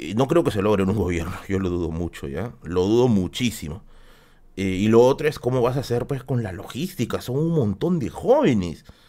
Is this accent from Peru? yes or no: yes; Tacna, Peru; moved away; yo soy de Tacna, pues. Y aparte siempre que tengo que ir a visitar a mi familia